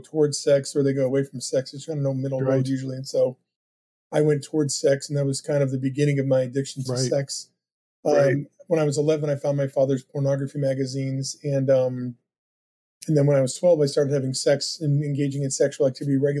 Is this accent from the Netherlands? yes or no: no; New Hampshire, United States; also born or lived in Brooklyn, New York; they moved from, you know, when I was born in Brooklyn to New Hampshire.